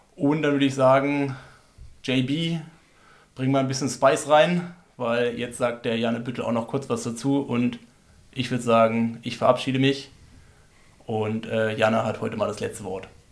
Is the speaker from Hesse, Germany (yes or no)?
no; Berlin, Germany; now in Freiburg, Germany; ich bin ja Berliner.